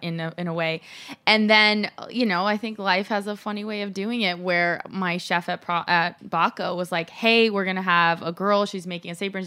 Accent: Los Angeles, California, United States; also born or lived in Mexico; I grew up in L

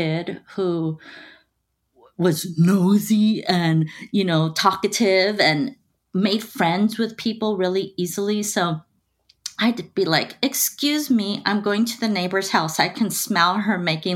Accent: Los Angeles, California, United States; I was born and raised in East Los Angeles. So I am a Los Angeles native

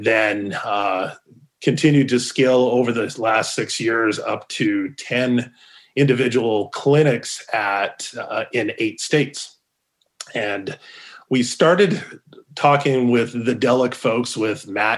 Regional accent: Calgary, Alberta, Canada; moved away as an adult; also born or lived in Corpus Christi, Texas; now in Arizona, United States; Born and raised in Calgary, graduated.

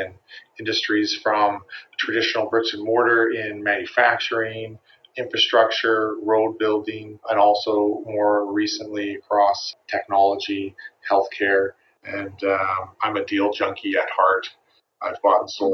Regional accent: Vancouver, British Columbia, Canada; born and raised in Vancouver, British Columbia, Canada

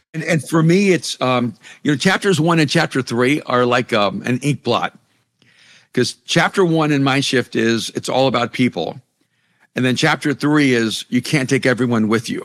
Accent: El Salvador; first language Spanish; English is a second language; moved away; I'm an immigrant from El Salvador. You know, Spanish was my first language, English was my second language.

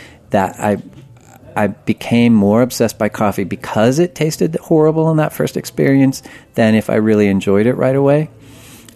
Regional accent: Humboldt County, California, United States; I grew up in very rural Humboldt County

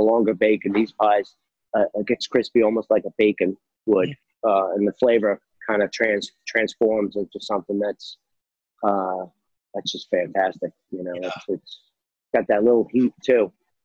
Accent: New York, United States; growing up in New York

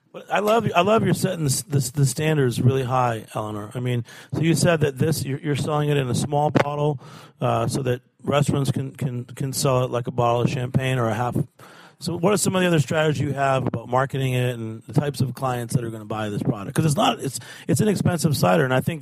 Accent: Haverhill, Massachusetts, United States; my hometown of Haverhill, Massachusetts

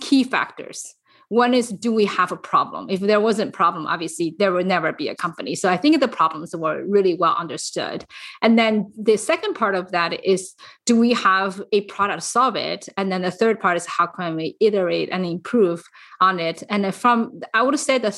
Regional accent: China; moved away as an adult; now in San Francisco Bay Area, United States; I actually came to US when I was fully grown from China, and I came here for business.

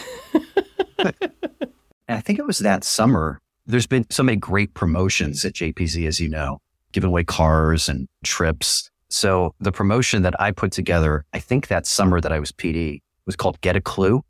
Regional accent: San Francisco, California, United States; moved away as an adult; also born or lived in Syracuse / Buffalo / Detroit / Raleigh; I went back to my hometown, did K one oh one

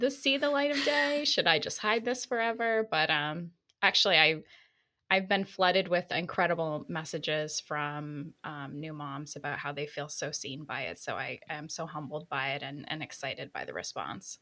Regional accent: New York City, New York, United States; I'm a New Yorker

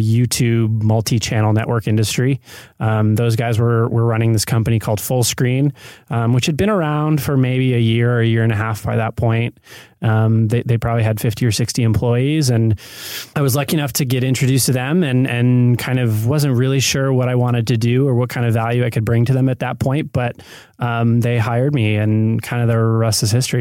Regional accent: Michigan, United States; moved away as an adult; also born or lived in New York; now in Los Angeles, United States; growing up in Michigan and then spending some years in, in New York

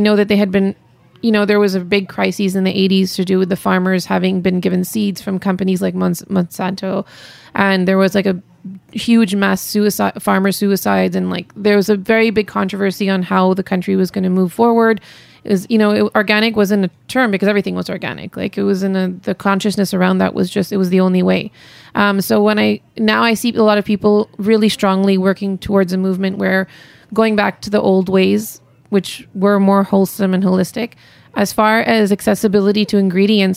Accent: Montreal, Quebec, Canada; moved away; also born or lived in India; I'm born and raised in Montreal

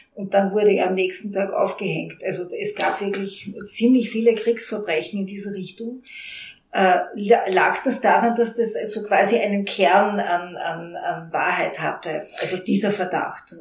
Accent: Hamburg, Germany; now in Vienna, Austria; Ich bin Hamburgerin, wie Sie vielleicht hören

